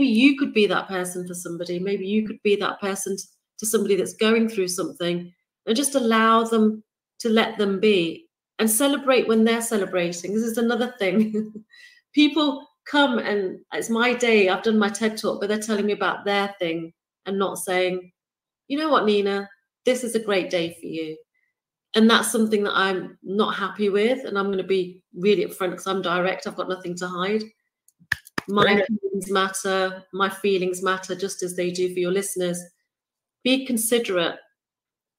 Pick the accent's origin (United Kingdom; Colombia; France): United Kingdom; I'm born and raised in the United Kingdom, if my accent hasn't given it away